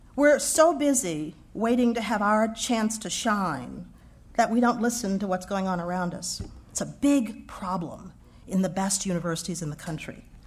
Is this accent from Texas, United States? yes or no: yes; Houston, Texas, United States; moved away as an adult; I grew up in Texas.